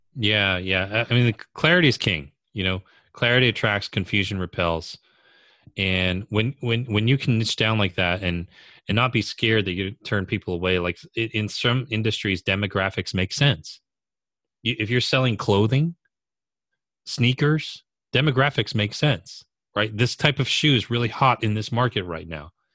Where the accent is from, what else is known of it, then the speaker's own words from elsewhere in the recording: New York area, United States; also born or lived in California; I'm from the New York area